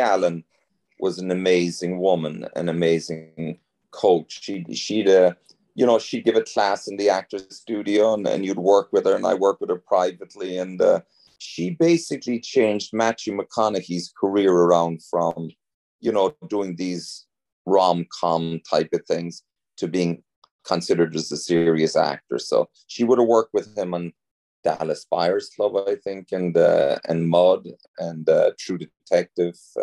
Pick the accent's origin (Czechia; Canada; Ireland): Ireland; moved away as an adult; now in United States; I'm from Ireland, but I've been living in the States now for over